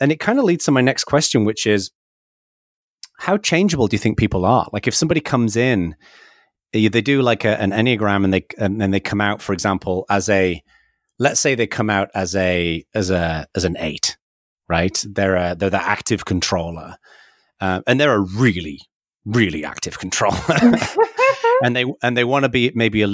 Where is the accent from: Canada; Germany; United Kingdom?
United Kingdom; the north of England; now in California, United States; I was born in Northern England and, you know, in a relatively working class background when I was very young, and then became kind of a little bit more middle class as I got a bit older. But then we moved to the south of England